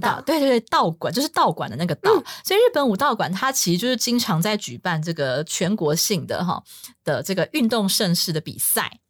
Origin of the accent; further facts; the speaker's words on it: Taiwan; 我们台湾人超讨厌饶舌的